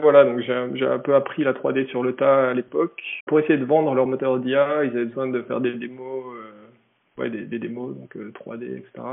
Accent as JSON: {"language": "French", "town": "Besançon", "region": "Bourgogne-Franche-Comté", "country": "France", "moved": "as an adult", "lives_now": "Japan", "said": "je viens de, Besançon, petite ville dans le, dans le Doubs, en Franche-Comté"}